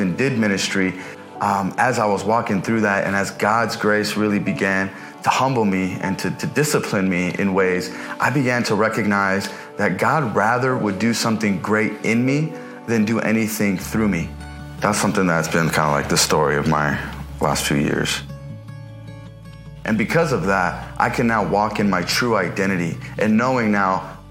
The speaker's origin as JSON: {"language": "English", "town": "Los Angeles", "region": "California", "country": "United States", "tie": "born or raised there", "said": "I was born and raised here in the San Fernando Valley to immigrant parents from Palestine"}